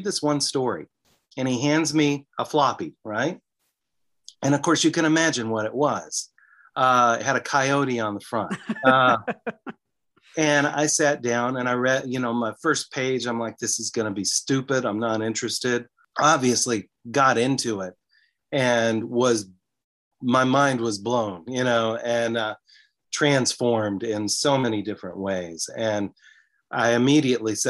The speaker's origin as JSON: {"language": "English", "region": "the South", "country": "United States", "said": "I'm from the South. And so I'm in these rural areas"}